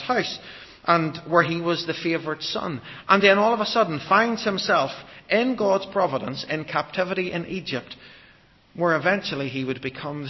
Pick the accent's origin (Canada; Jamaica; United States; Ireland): Ireland; I'm an Irish Baptist